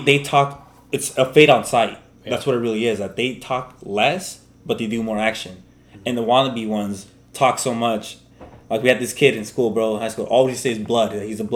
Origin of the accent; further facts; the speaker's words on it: Victorville, California, United States; I'm from Victorville. I'm one of the old homies on the block